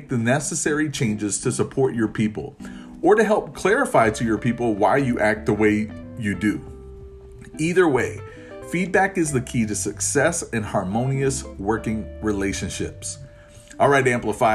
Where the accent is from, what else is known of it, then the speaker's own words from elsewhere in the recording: Florida, United States; I grew up in Florida